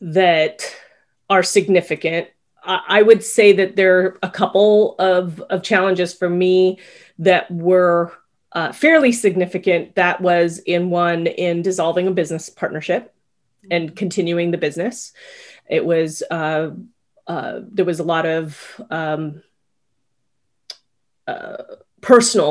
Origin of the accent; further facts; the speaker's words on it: Culver City, California, United States; now in South Bay, Los Angeles, United States; where I grew up in Culver City